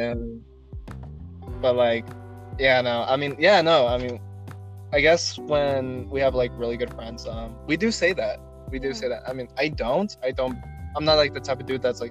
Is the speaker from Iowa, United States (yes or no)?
no; California, United States; me and Loca, we grew up in California